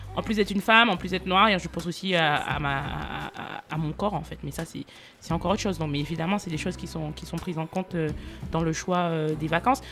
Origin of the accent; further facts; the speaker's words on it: Martinique; je suis martiniquaise